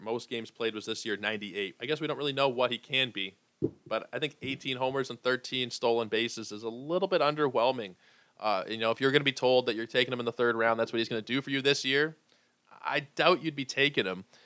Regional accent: Toronto, Ontario, Canada; We played for some of the same minor league teams. uh, you know, around here in Toronto and in Etobicoke

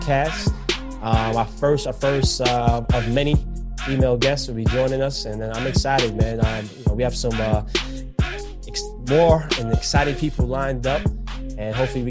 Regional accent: New York City, New York, United States; also born or lived in Jamaica; I'm a Jamaican from New York City

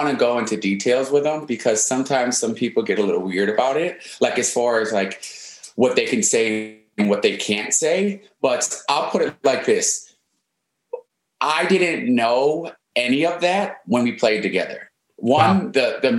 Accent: Milwaukee, Wisconsin, United States; also born or lived in Oak Creek, Wisconsin; I went to high school in Oak Creek. I'm from Milwaukee.

